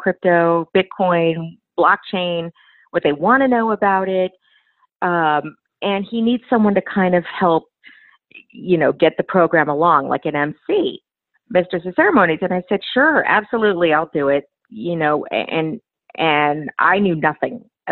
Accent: Los Angeles, California, United States; also born or lived in Phoenix / Dallas; my hometown, Los Angeles

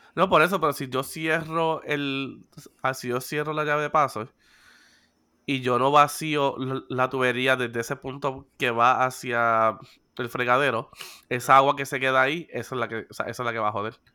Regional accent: Puerto Rico; soy boricua y sé sobrevivir en situaciones

